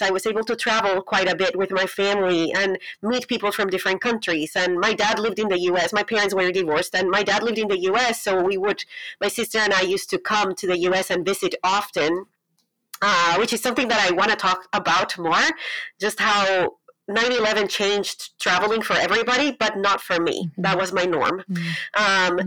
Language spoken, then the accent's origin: English; Colombia; English is a second language; moved away as an adult; now in United States; I'm from Colombia. I was born and raised in Colombia.